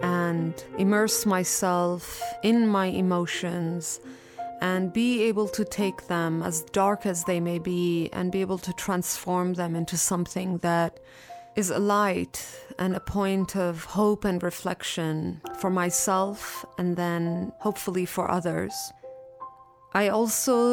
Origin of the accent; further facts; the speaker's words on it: India; also born or lived in Iran; now in Los Angeles, United States; I was born in Iran, raised in India, and I currently live in Los Angeles